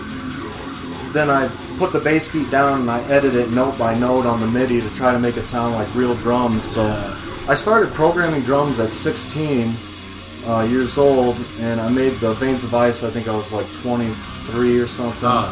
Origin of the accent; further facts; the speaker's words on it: Quad Cities, United States; moved away as an adult; also born or lived in Carbondale, Illinois; I was moving from Carbondale to back home to the Quad Cities